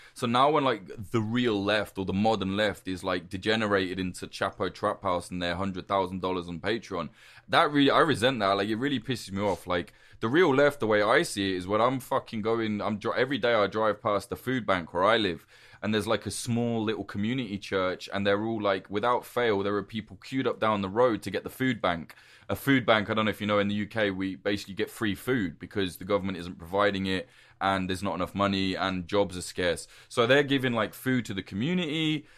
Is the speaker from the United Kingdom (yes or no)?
yes; United Kingdom; I'm British.